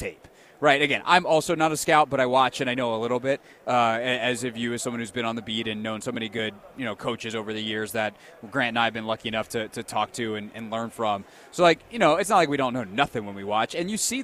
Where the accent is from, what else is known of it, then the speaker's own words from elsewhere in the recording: the Carolinas, United States; moved away; I grew up in the Carolinas.